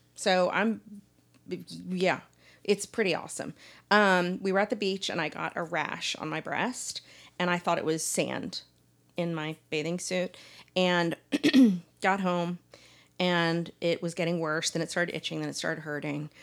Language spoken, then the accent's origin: English; Dallas, Texas, United States; I grew up here in Dallas